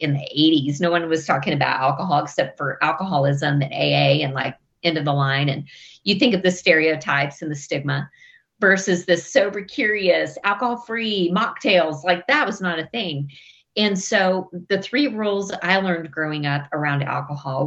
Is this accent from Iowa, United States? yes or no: no; West Texas, United States; I grew up in West Texas, kind of grew up in the Bible Belt in West Texas